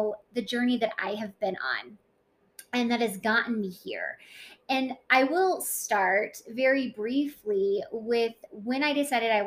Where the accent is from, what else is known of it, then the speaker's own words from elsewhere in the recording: Colorado Springs, Colorado, United States; moved away as an adult; also born or lived in Fort Collins, Colorado / Rocky Mount, North Carolina; most of my life, I grew up in Colorado Springs, Colorado.